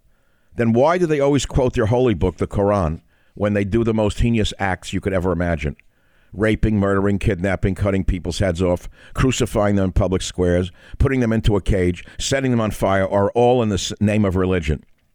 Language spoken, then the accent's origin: English; New York City, New York, United States; I grew up in a melting pot. I grew up in New York City. I'm an immigrant son. We were a minority family, so naturally I grew up around minorities.